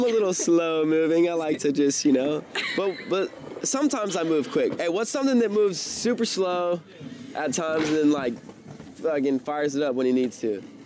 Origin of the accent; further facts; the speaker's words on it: Simpsonville, South Carolina, United States; now in San Diego, United States; where I grew up in Simpsonville, South Carolina